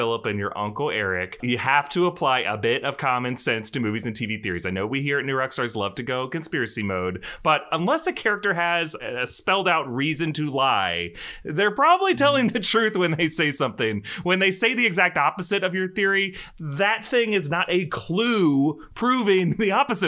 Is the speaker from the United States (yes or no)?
yes; North Florida, United States; I'm from North Florida, not South Florida